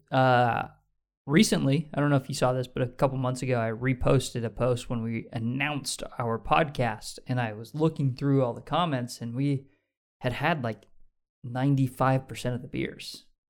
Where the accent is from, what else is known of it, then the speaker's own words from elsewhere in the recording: United States; we're American.